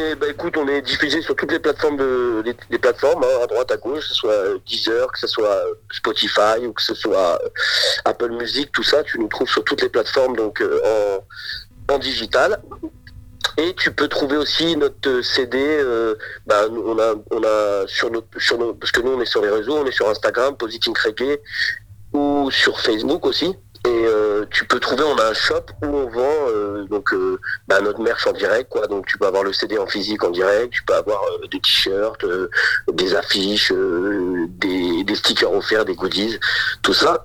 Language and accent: French; Auxerre, Bourgogne-Franche-Comté, France; on, a toujours grandi ici, on a toujours été, on vient de, de, Bourgogne